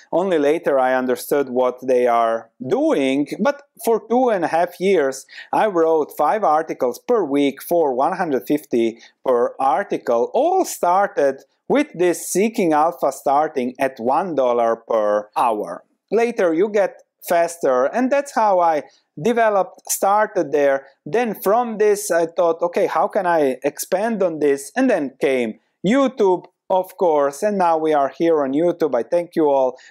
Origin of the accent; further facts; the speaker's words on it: Croatia; moved away as an adult; also born or lived in London; now in Netherlands; I come from Croatia